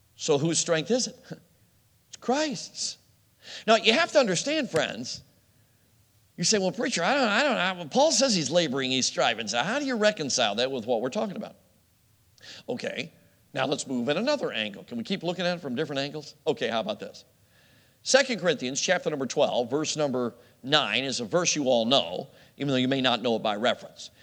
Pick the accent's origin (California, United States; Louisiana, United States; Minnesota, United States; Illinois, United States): Illinois, United States; Chicago; I grew up in Chicago